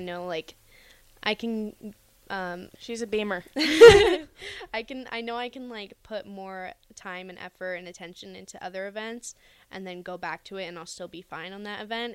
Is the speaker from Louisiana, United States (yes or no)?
no; Camarillo, California, United States; moved away as an adult; also born or lived in Utah; now in Lincoln, United States; I'm from Camarillo, California, which is like Southern California